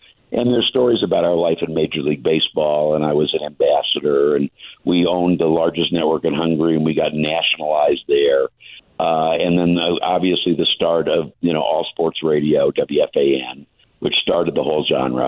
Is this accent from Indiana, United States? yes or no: yes; Indianapolis, Indiana, United States; I'm from Indianapolis. I've been in Indianapolis my whole life, but went to school at USC.